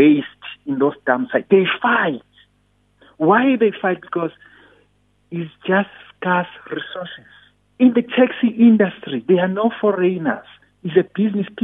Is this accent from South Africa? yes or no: yes; South Africa; you and I, we grew up here in South Africa